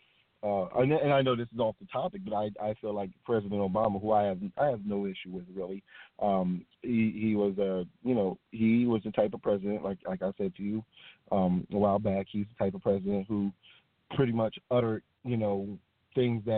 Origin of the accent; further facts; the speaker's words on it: United States; we as the American public